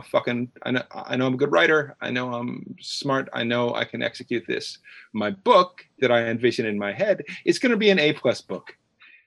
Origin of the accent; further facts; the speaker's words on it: Chicago, Illinois, United States; moved away as an adult; now in New York, United States; I grew up in the Chicago area